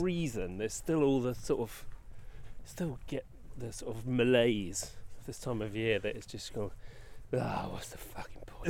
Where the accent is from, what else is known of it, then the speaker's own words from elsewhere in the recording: England, United Kingdom; we're English.